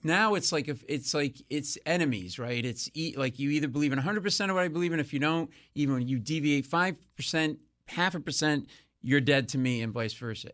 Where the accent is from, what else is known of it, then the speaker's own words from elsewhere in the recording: Rhode Island, Connecticut, New England, United States; moved away as an adult; also born or lived in New York; I grew up in New England and Rhode Island and in Connecticut